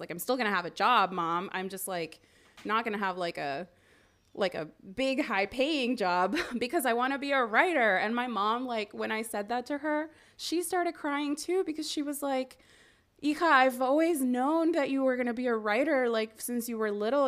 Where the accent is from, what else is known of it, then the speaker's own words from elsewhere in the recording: Miami, Florida, United States; I grew up in Miami